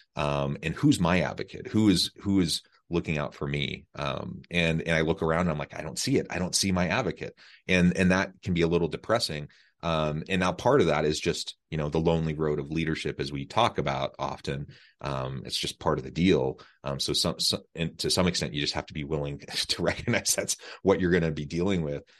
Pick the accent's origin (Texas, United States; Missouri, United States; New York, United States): Missouri, United States; moved away; I'm from Missouri, uh, not far from Omaha, really, um, just a few hours.